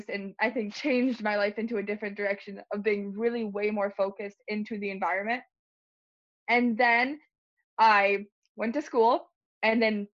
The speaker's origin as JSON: {"language": "English", "region": "Illinois", "country": "United States", "said": "I'm from Illinois, but I go to school at Michigan State University."}